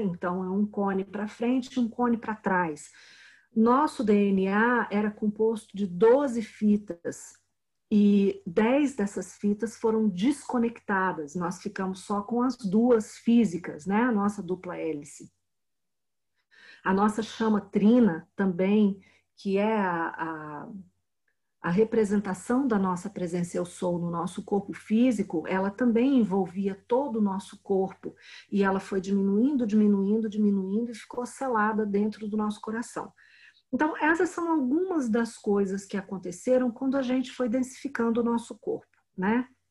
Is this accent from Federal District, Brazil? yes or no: yes; Brasília, Federal District, Brazil; Eu sou de Brasília